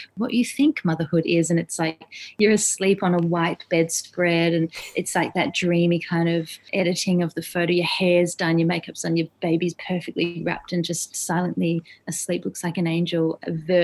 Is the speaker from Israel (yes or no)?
no; Adelaide, South Australia, Australia; now in Sydney, Australia; we don't have any family here in Sydney. We're from Adelaide